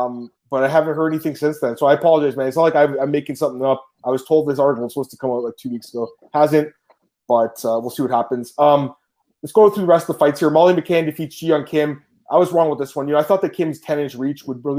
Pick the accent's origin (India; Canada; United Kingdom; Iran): Canada; I'm Canadian